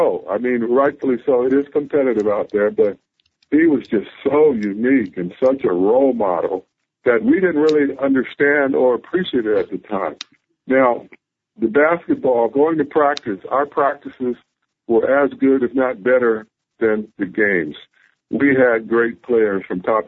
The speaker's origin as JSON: {"language": "English", "region": "Southern California", "country": "United States", "tie": "born or raised there", "also_born_or_lived": "Berkeley, California / Ventura, California / Santa Barbara, California", "said": "I grew up in Southern California"}